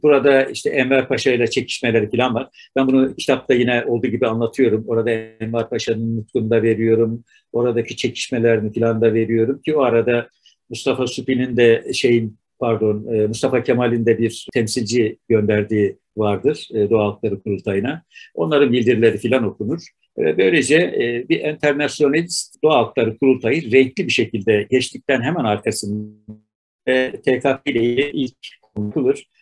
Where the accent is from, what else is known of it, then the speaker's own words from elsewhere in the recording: Ardahan, Turkey; Türkiye'de Ardahan da doğdum. Yani Türkiye'nin en ucunda doğdum.